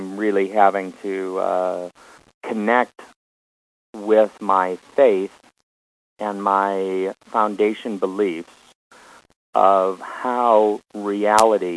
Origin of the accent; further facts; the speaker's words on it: Omaha, Nebraska, United States; moved away; My brother and I were raised in Omaha